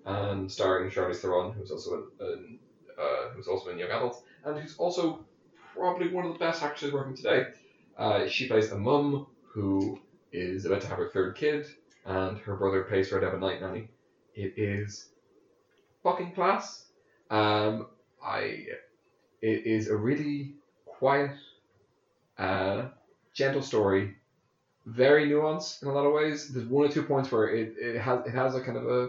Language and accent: English; Ireland; I'm a spud.